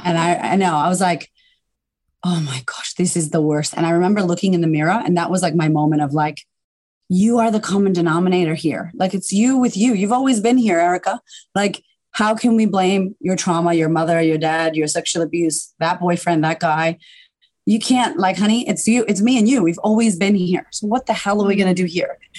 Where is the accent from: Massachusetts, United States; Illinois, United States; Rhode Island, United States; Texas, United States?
Massachusetts, United States; Boston; moved away as an adult; now in Melbourne, Australia; I'm originally from America, uh, from Boston, and I just I had a really turbulent upbringing